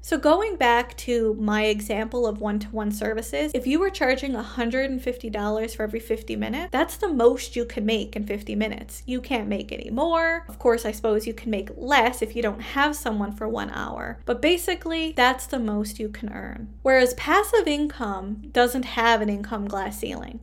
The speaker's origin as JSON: {"language": "English", "country": "Canada", "said": "I am a Canadian social worker"}